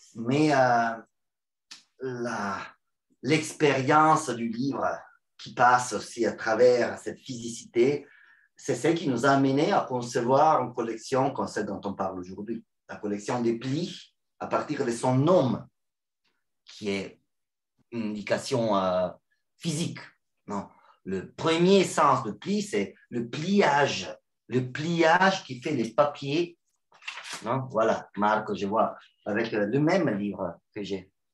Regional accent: Milan, Lombardy, Italy; French is a second language; now in Rome, Italy; je ne suis pas romain, mais je suis des Milan.

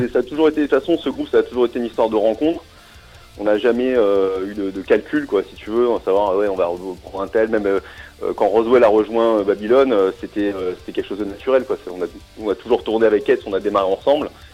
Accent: Strasbourg, Grand Est, France; je suis Strasbourgeois

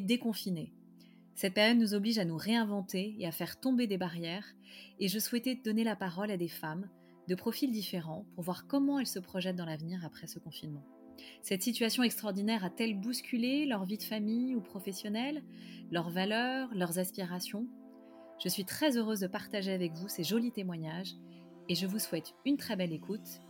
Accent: Paris, Île-de-France, France; je suis parisienne

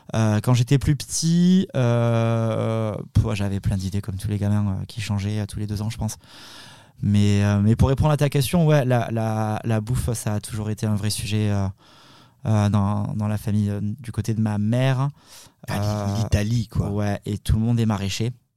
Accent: the South-West, south-west France, France; on, est d'origine italienne, mais bon, on, est, on, a grandi dans, enfin, moi je suis né dans le Sud-Ouest

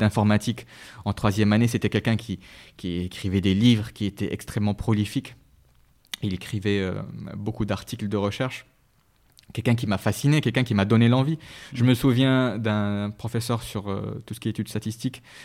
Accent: Rabat, Rabat-Salé-Kénitra, Morocco; also born or lived in Meknes; Alors j'ai grandi, je suis né à Meknes et j'ai mhm. grandi à Rabat, donc j'ai passé la plupart euh, de mon temps à Rabat

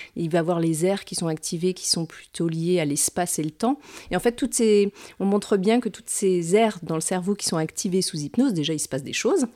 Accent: Metz, Grand Est, France; also born or lived in Nancy; je suis originaire de Metz et j'y habite et j'y travaille actuellement

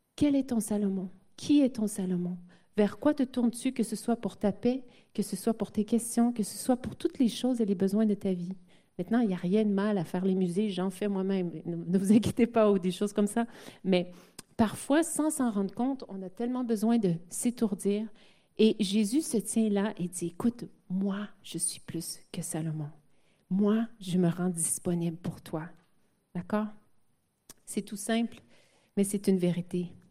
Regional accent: Quebec, Canada; mon, mon français n'est pas parfait puisque je suis québécoise et canadienne

